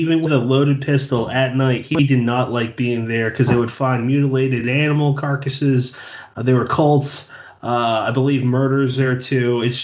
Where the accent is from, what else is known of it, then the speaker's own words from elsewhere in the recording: Bridgewater, Massachusetts, United States; I'm from a town called Bridgewater, Massachusetts